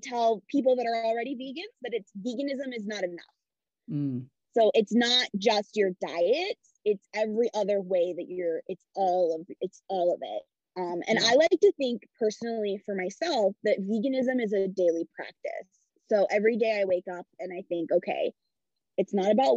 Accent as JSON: {"language": "English", "region": "Midwest", "country": "United States", "tie": "born or raised there", "said": "I grew up Italian in the Midwest"}